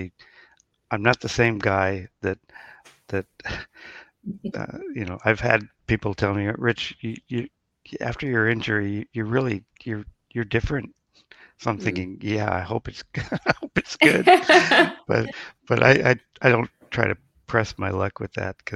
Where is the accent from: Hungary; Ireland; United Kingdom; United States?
United States; California; I'm from California